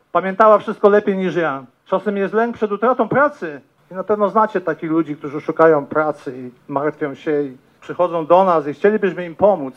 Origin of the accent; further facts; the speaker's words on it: Ropczyce, Subcarpathian Voivodeship, Poland; moved away as an adult; now in La Grange, United States; to są moje rodzinne strony, stamtąd pochodzę